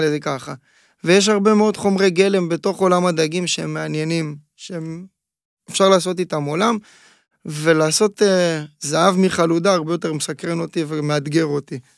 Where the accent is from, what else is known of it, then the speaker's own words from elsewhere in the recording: Ashdod, Southern District, Israel; נולדתי באשדוד, נולדתי קרוב מאוד לים